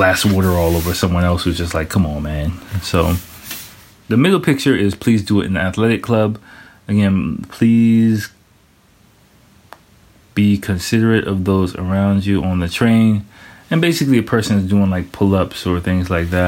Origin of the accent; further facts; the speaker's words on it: United States; moved away as an adult; now in Japan; growing up in America